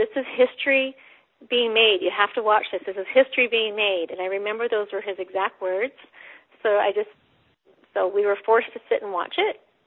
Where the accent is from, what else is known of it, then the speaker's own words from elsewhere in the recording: London, Ontario, Canada; I was born in London, Ontario, in Canada